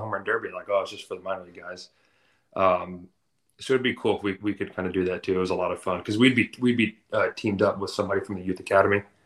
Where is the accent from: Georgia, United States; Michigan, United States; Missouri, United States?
Georgia, United States; Atlanta; moved away as an adult; I grew up in Atlanta